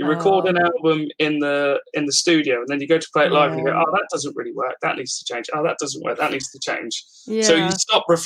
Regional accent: Milton Keynes, South East England, United Kingdom; I'm from Milton Keynes

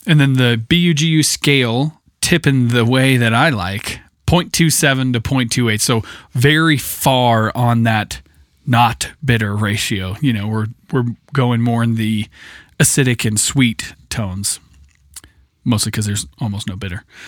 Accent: Idaho, United States; I grew up with in Idaho

